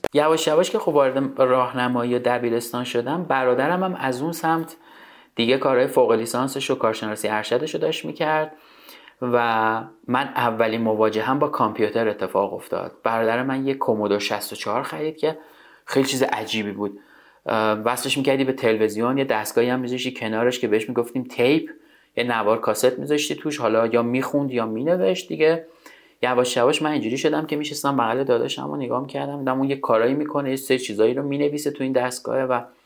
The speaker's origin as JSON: {"language": "Persian", "town": "Tehran", "region": "Tehran Province", "country": "Iran", "tie": "born or raised there", "said": "تو تهران به دنیا آمدم تا اونجا که یادم میاد از منطقه بلوار کشاورز محله بلوار کشاورز بوده خونمون"}